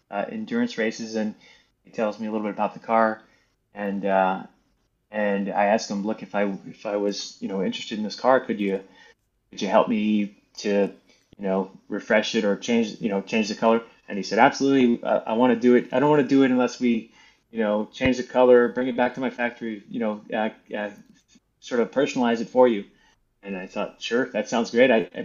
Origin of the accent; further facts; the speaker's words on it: between Baton Rouge and New Orleans, Louisiana, United States; I'm from between Baton Rouge and New Orleans.